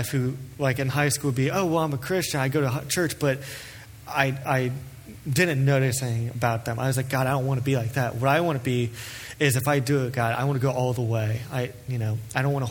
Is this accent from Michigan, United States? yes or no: no; Cleves, Ohio, United States; I grew up in Cleves, Ohio, which is southwest of here by the Ohio River